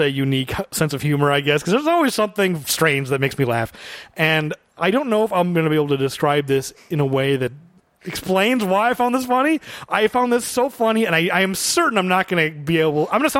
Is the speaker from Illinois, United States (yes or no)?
yes; Illinois, United States; we're from Illinois